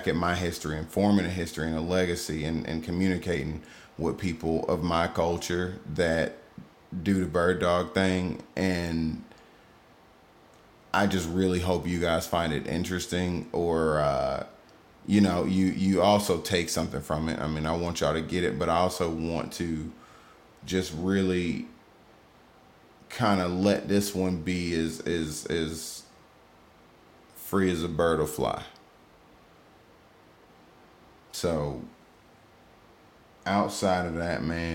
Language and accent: English; Georgia, United States; I'm from Georgia